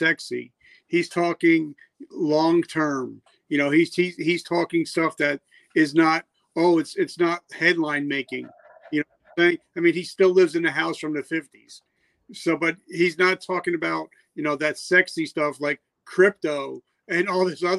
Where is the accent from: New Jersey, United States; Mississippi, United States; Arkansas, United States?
New Jersey, United States; I'm from Jersey